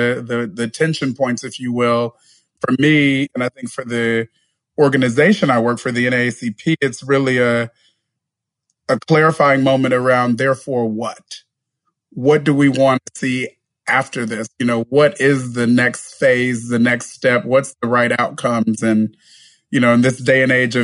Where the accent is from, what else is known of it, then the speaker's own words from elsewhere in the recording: Bakersfield, California, United States; I was born and raised in a city called Bakersfield, which is in the San Joaquin Valley of California.